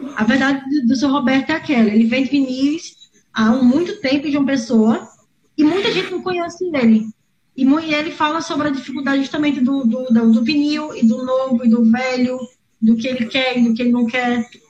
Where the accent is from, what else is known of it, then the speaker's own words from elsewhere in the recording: Paraíba, Brazil; atualmente moro em João Pessoa, sou paraibana